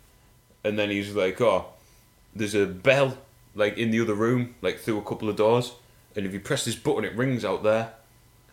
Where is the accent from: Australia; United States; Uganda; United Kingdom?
United Kingdom; England; we were from England